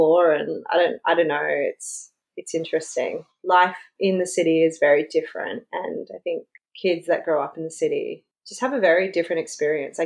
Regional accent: Roma, Queensland, Australia; also born or lived in Charleville, Queensland; I grew up in Roma

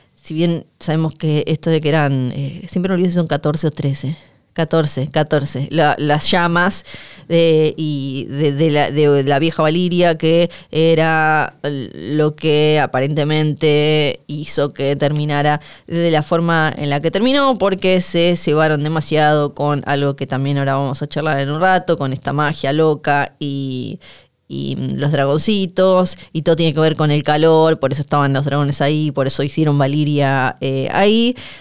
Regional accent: Ushuaia, Tierra del Fuego, Argentina; como somos de Ushuaia y Bariloche

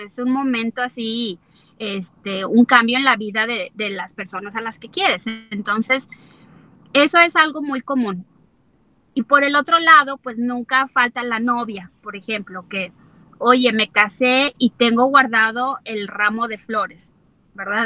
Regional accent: Mexico; como mexicanos, pues somos muy tradicionalistas

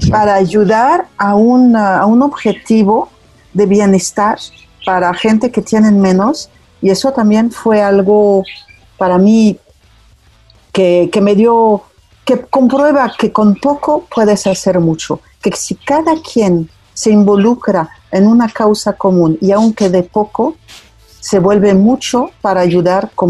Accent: Mexico; Si hay algo muy importante en la cultura mexicana, y me incluyo porque efectivamente yo soy mexicana

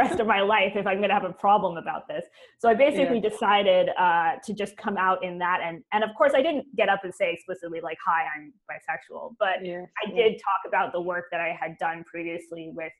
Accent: Canada; now in Oxford, United Kingdom; I'm actually Canadian.

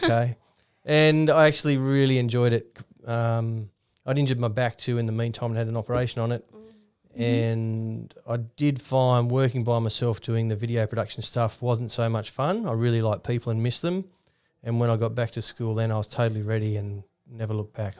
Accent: Ballina, New South Wales, Australia; I'm from Ballina in the far north coast

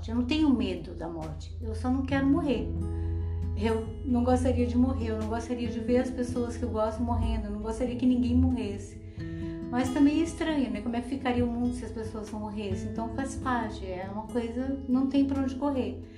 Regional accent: Bahia, Brazil; moved away; also born or lived in Paranaguá; quando eu saí da Bahia, que eu fui morar no sul, lá em Paranaguá, quando eu fui morar com a minha tia

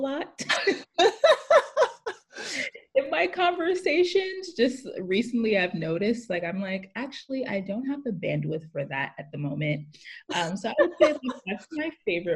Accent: New York City, New York, United States; I'm living in Brooklyn, New York, born and raised here

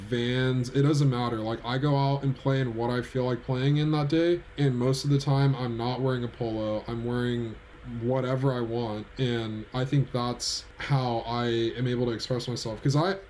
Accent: California, United States; I'm from California

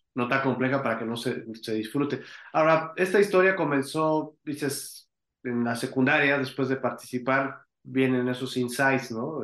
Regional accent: Mexico

